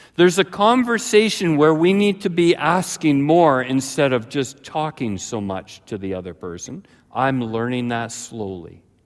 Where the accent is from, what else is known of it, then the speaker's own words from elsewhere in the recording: Ladner, British Columbia, Canada; The first number of years of my life, I grew up in Ladner, British Columbia, close to Delta, Tuason, that area